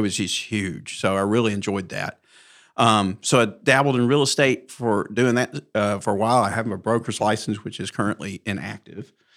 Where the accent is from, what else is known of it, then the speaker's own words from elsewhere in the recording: Mountain Brook, Alabama, United States; born and raised in Mountain Brook, graduated high school in nineteen seventy-eight